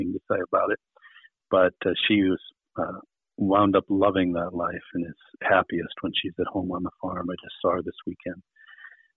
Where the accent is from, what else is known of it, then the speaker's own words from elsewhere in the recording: Wisconsin, United States; I was born in Wisconsin, Rapids, Wisconsin. My dad was working at the paper mills at the time